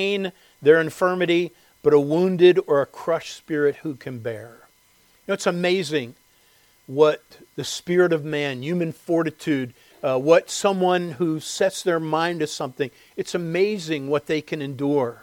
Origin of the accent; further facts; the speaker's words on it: Westchester, United States; living in the home that I grew up in Westchester